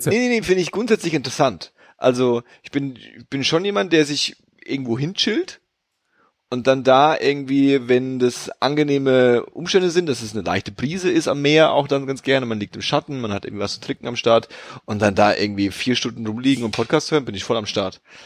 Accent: Berlin, Germany; als Berliner

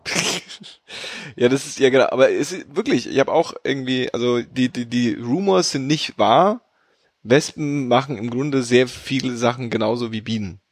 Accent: Berlin, Germany; als Berliner

